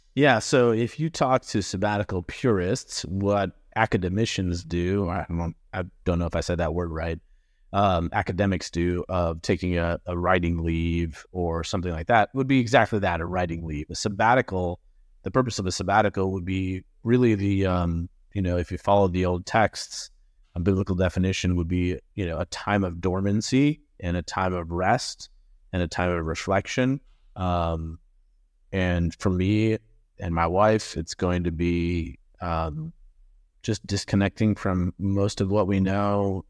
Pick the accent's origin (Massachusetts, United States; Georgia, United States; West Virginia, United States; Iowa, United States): Massachusetts, United States; now in Greenville, South Carolina, United States; was born and raised in Massachusetts